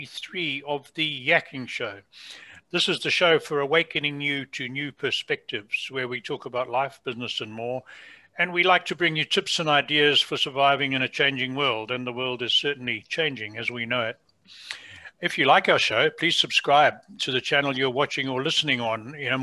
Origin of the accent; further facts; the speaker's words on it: United Kingdom; accent: British; now in Canada; you can hear from my accent, I haven't been in Canada all my life